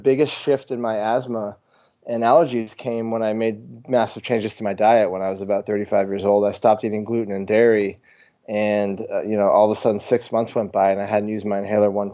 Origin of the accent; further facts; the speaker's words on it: Vermont, United States; growing up in Vermont, there's just a ton of farms